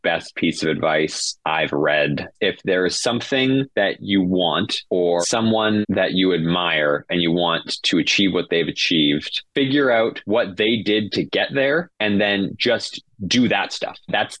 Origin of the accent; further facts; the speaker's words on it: Canada; We really want our campaign to be accessible to everyone because we're Canadian